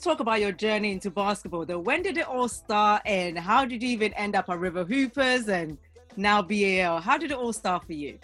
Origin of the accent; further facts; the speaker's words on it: Ghana; I'm a Ghanaian